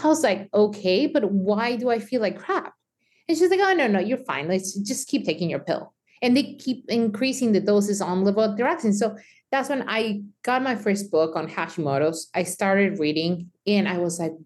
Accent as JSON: {"language": "English", "country": "Mexico", "tie": "born or raised there", "moved": "yes", "said": "me growing up in Mexico"}